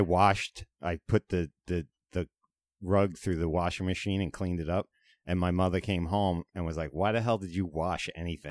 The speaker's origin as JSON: {"language": "English", "area": "Long Island", "region": "New York", "country": "United States", "tie": "born or raised there", "said": "Growing up in Manitowoc and Cuyahoga on the country end of Long Island"}